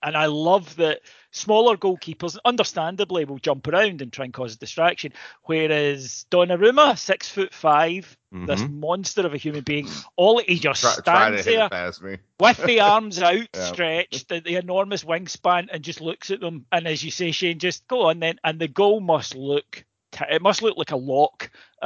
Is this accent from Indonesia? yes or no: no; United Kingdom; We're British.